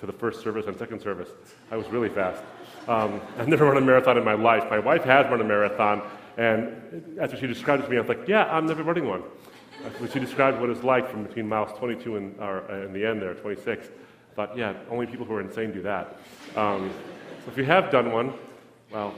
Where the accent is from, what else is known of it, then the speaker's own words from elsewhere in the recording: Lebanon; moved away; I'm from Lebanon. That's my country of origin.